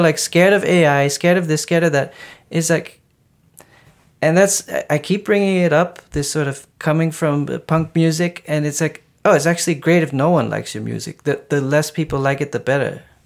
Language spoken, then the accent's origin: English; Maastricht, Limburg, Netherlands; I grew up in Maastricht, it's like a hundred and twenty thousand people